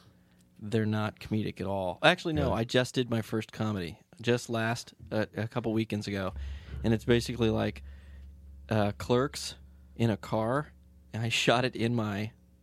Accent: Tulsa, Oklahoma, United States; I'm from Tulsa, Oklahoma.

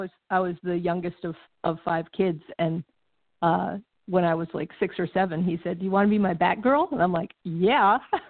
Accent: Connecticut, United States; moved away as an adult; also born or lived in Massachusetts; now in Minnesota, United States; I grew up out in New England. I grew up in Connecticut, and then spent a lot of summers in Massachusetts because my mom grew up in Massachusetts and her family was there.

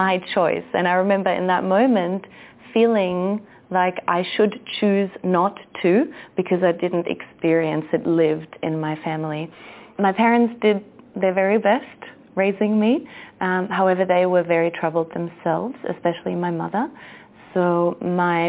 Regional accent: Germany; moved away as an adult; also born or lived in Austria / Australia; now in Central America; I was born in Austria, raised in Germany, and then spent a decade in Australia

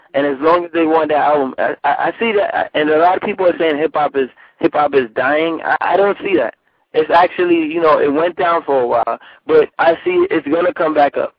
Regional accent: New York City, New York, United States; I grew up on um, White Plains Road. That's like the ah. far north north side

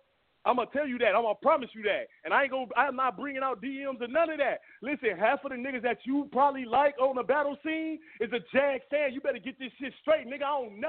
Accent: Los Angeles, California, United States; I'm from South Central, nigga. Let's get it popping.

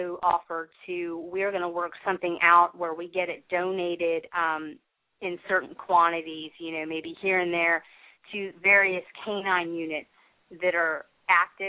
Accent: Huntington Beach, California, United States; now in Columbia, United States; I was born in Huntington Beach, California

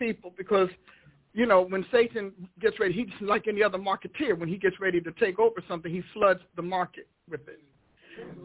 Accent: Newark, New Jersey, United States; I grew up in Newark, New Jersey

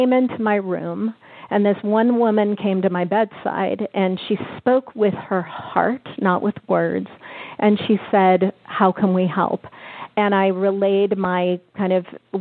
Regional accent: Bay Area, California, United States; I'm from the Bay Area

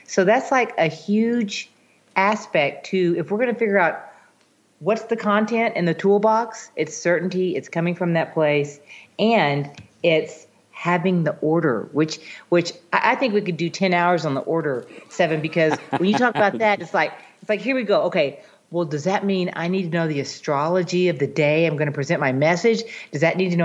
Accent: Texas, United States; in Texas, I'm from Texas.

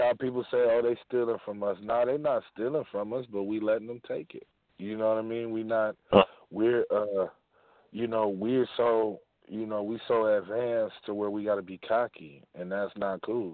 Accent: Bay Area, California, United States; also born or lived in Sacramento, California; I'm from the Bay Area, but, you know, I've been rocking in Sac, too, for a minute

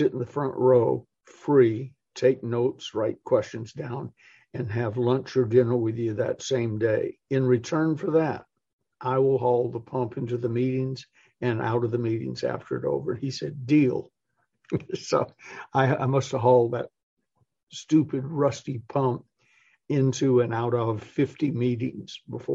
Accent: Atlanta, Georgia, United States; also born or lived in Massachusetts / California; I was born in Massachusetts, spent part of my life in California, and then sort of grew up in Atlanta

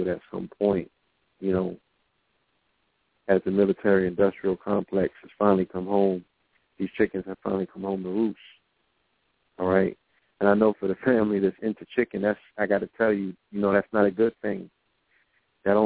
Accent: New York, United States; I'm from New York.

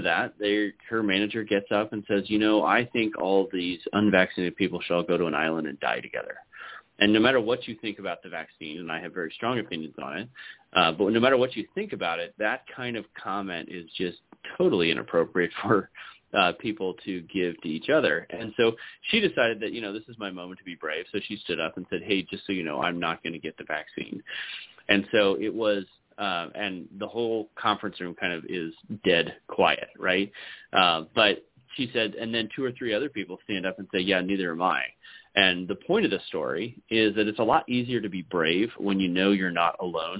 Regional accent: San Francisco Bay Area, California, United States; moved away as an adult; now in Idaho, United States; I grew up in the San Francisco Bay Area. I moved to Idaho to try and find freedom.

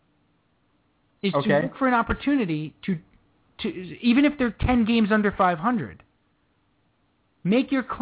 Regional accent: New York, United States; We're from New York

